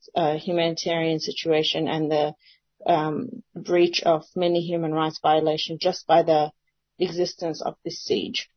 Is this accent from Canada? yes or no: no; Jordan; now in Australia; I was born in Jordan. And now I'm here.